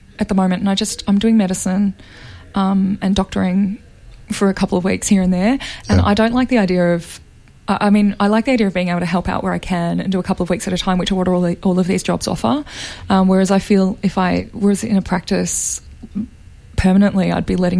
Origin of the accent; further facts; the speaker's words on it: Gippsland, Victoria, Australia; moved away as an adult; also born or lived in Pilbara / Sydney; now in Los Angeles, United States; I grew up out in Gippsland